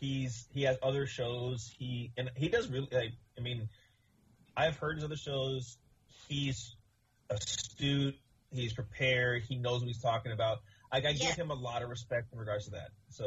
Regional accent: Ohio, United States; And I was born in Ohio. I don't know how that happened. To this day, I'm 40 years old

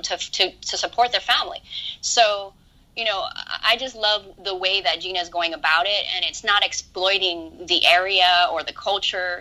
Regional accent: Hawaii, United States; moved away as an adult; now in Los Angeles, United States; I I grew up in Hawaii. Yeah. And I moved to LA when I was nineteen or twenty.

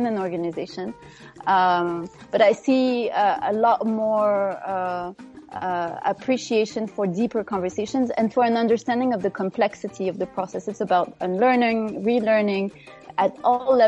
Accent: Morocco; moved away; growing up in Morocco.

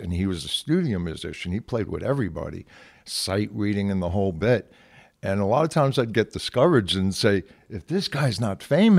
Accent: Brooklyn, New York, United States; I'm from Brooklyn. He was from the Bronx.

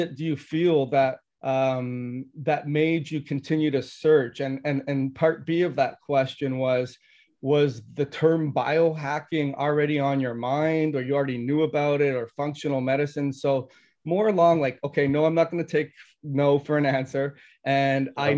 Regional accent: Toronto, Ontario, Canada; moved away as an adult; I grew up in Toronto

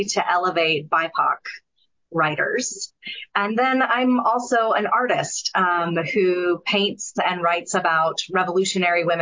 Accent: Atlanta, Georgia, United States; I grew up in Atlanta, which is the Bible Belt, part of the Bible Belt.

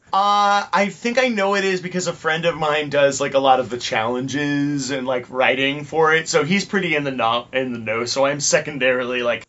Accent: Orange County, California, United States; moved away as an adult; now in Los Angeles, United States

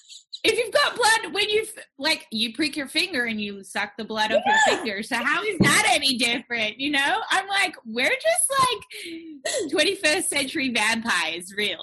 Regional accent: Perth, Western Australia, Australia; We're both from Perth, Western Australia.

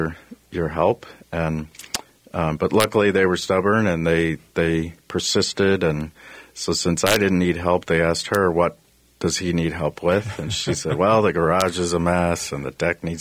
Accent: Texas, United States; I grew up in Texas, and I've been in construction my whole life

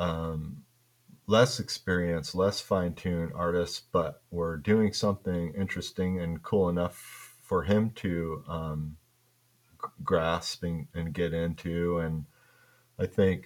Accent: Kalamazoo, Michigan, United States; accent: Michigan; growing up in Michigan

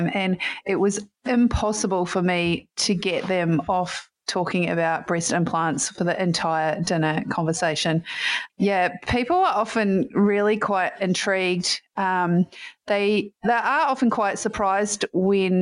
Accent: New Zealand; I am from New Zealand, and in high school I played a lot of sport

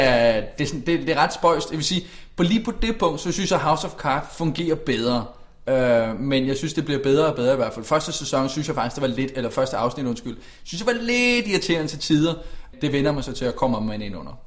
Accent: Denmark

